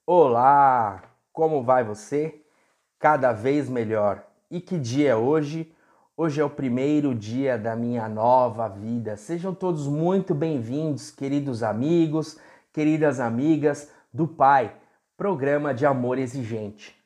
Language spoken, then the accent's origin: Portuguese; Brazil; moved away; no interior onde eu fui criado